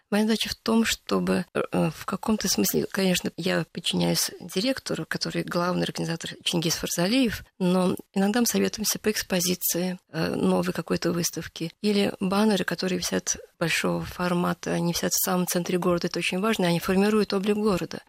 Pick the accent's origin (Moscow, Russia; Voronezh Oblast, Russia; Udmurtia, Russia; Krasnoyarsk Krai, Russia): Moscow, Russia; moved away as an adult; also born or lived in Baku / Saint Petersburg; я вообще-то москвичка